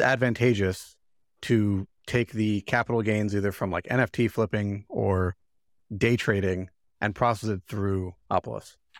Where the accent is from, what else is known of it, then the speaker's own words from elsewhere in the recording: Chicago, Illinois, United States; I'm from Chicago